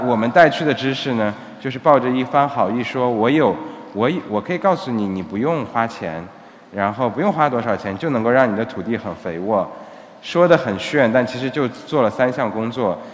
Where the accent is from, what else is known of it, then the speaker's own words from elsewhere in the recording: Xinjiang, China; moved away as an adult; now in Cambodia; 我的家乡是新疆， 但是现在已经基本上成了半个柬埔寨人了